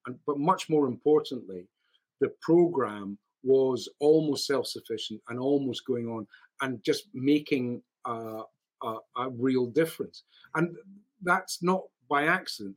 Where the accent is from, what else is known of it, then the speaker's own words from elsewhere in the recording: Scotland, United Kingdom; I'm a Scot